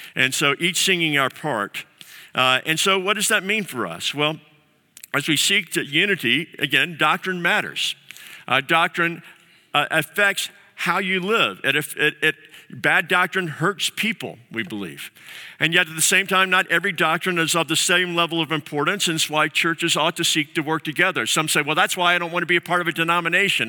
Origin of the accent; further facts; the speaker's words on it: the South, United States; I'm a Southerner